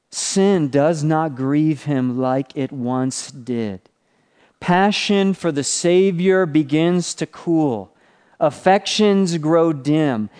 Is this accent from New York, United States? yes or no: yes; Buffalo, New York, United States; So I'm from Buffalo, New York. I used to live on Niagara Falls Boulevard